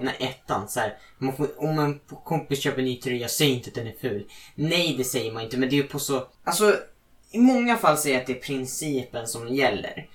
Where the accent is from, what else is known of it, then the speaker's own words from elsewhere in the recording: Sweden; jag är fett stolt svensk